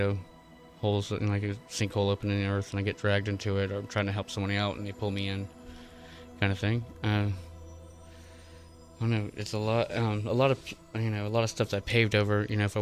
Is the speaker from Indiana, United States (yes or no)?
no; Florida, United States; I'm an American, and I was born in Florida